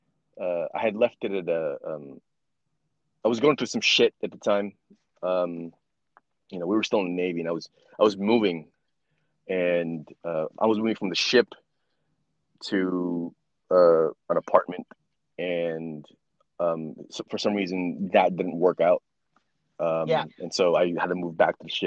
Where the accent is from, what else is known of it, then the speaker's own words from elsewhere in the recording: Philippines; I'm Filipino